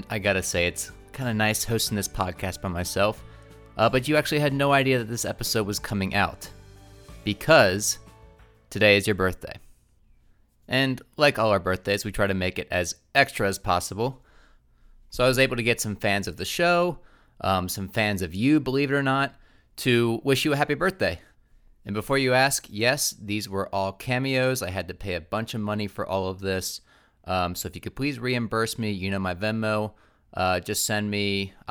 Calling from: Nashville, Tennessee, United States; I'm listening from Nashville, Tennessee.

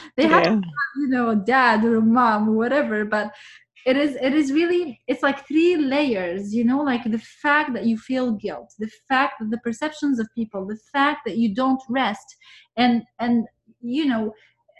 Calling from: Vancouver, British Columbia, Canada; and I'm speaking from Vancouver this time.

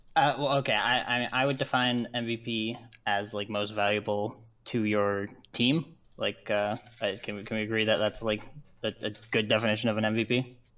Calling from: Ontario, Canada; I'm calling from uh, Ontario, Canada.

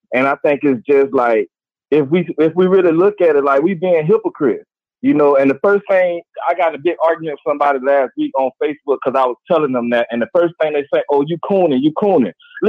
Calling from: Gainesville, Florida, United States; I'm calling from Gainesville, Florida.

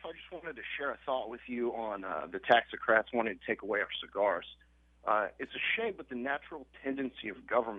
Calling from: Miami, Florida, United States; I am joining you from Miami, Florida.

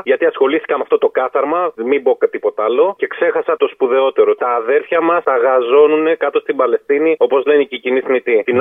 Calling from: Auvergne-Rhône-Alpes, France; Είμαι ο επιτήδιο από τη Γαλλία, ο ξέρει εκεί πέρα κοντά

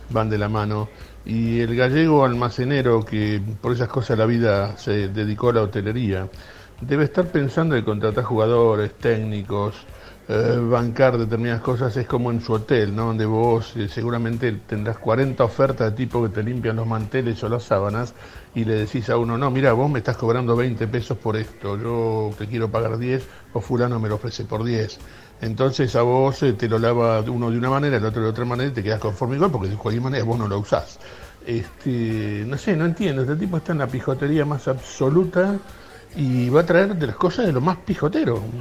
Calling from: Barracas, Buenos Aires, Argentina; de Barracas.

